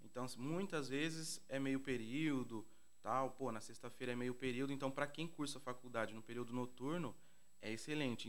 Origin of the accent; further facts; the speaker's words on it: Campinas, São Paulo, Brazil; cresci aqui no Vila União